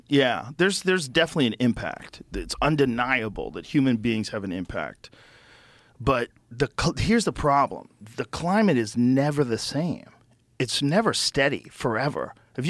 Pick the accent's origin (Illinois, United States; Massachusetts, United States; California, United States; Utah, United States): Massachusetts, United States; Boston; I grew up in Boston.